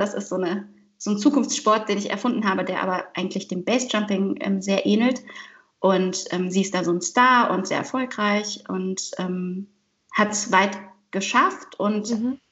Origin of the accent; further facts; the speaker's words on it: Heidelberg, Baden-Württemberg, Germany; also born or lived in Vancouver; now in Cologne, Germany; ich bin in Heidelberg geboren, aber ich identifiziere mich nicht sehr stark mit der Stadt, eher vielleicht mit, dem, mit der Ablehnung dieser Stadt, der ich sehr früh weggezogen